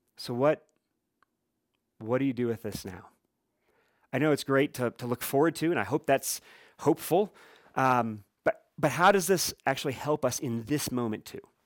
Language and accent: English; Midwest, United States; as I grew up saying in the Midwest